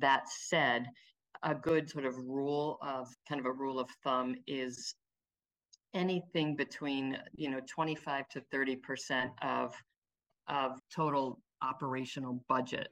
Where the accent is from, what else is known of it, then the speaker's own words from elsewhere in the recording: Cleveland, Ohio, United States; I'm from Cleveland.